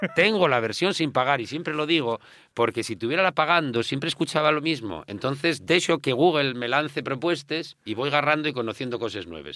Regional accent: Mieres, Asturias, Spain; con 12 años en Mieres

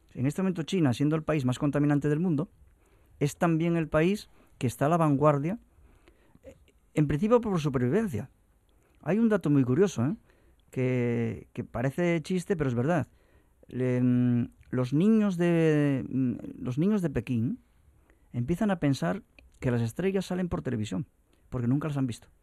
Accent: Asturias, Spain; los que no solamente hablamos asturiano y somos asturianos

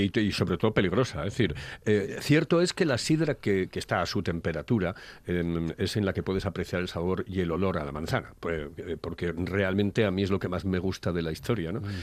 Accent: Asturias, Spain; somos los asturianos

